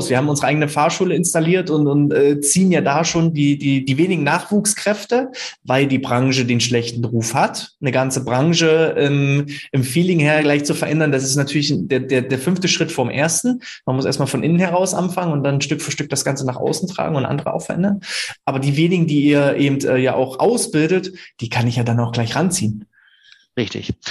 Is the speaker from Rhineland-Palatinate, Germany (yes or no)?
no; Münster, North Rhine-Westphalia, Germany; von meiner Heimatstadt Münster erstmal zu euch in die vermeintliche Pampa, es sind ja trotzdem 20 Kilometer.